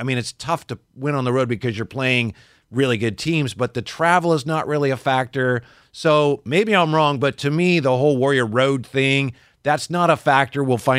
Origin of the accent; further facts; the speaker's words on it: Vallejo, California, United States; he's from my hometown of Vallejo